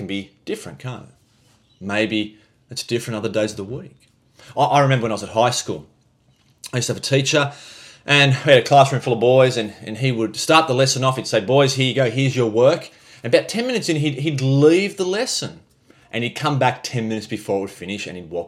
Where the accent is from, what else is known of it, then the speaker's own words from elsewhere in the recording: Australia; we're Aussie